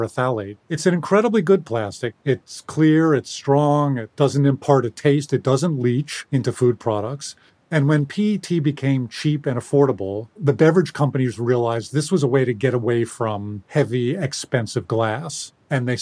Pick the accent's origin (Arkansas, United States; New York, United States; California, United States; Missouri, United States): New York, United States; New York City; I grew up in New York City